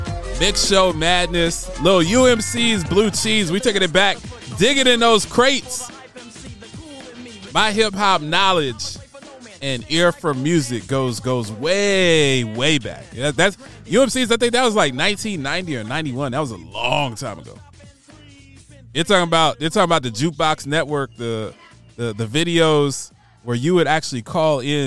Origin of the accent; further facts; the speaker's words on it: Westerville, Ohio, United States; I grew up in Westerville, Ohio